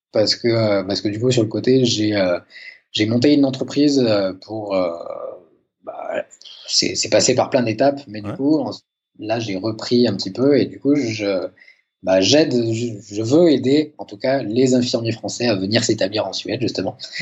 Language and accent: French; France; moved away as an adult; now in Sweden; je suis infirmier, je viens de France